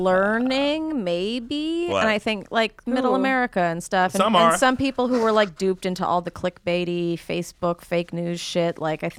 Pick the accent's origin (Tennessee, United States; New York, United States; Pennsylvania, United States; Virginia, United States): New York, United States; New York City; And as a New Yorker